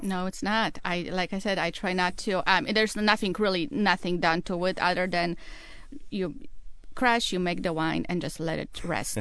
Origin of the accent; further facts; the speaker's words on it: Poland; English is a second language; moved away as an adult; now in Seattle, United States; I'm originally from Poland. I, um, was born and raised and I went to school in Poland and came here about nineteen